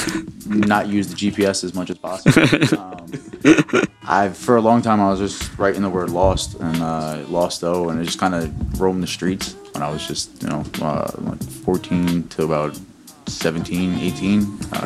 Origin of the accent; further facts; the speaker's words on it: Newark, New Jersey, United States; also born or lived in Bloomfield / Belleville / Secaucus / Toms River; Now that I'm over 30, most of my years in Newark.